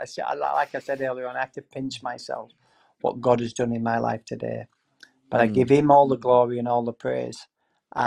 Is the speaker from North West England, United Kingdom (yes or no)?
no; Yorkshire and the Humber, United Kingdom; moved away; I come from West Yorkshire originally